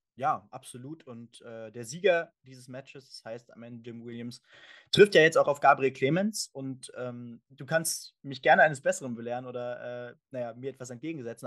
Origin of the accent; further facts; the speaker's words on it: Germany; für uns natürlich auch als Deutsche